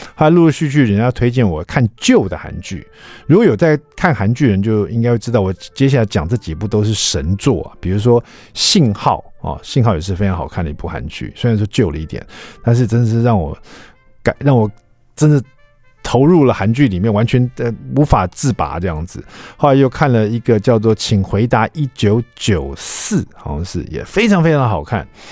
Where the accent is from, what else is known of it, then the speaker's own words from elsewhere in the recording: Taiwan; 我们台湾人爱看